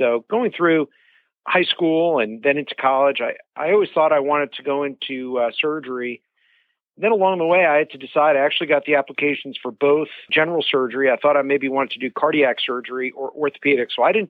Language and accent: English; Rockland County, New York, United States; I grew up in Rockland County, a suburb outside New York City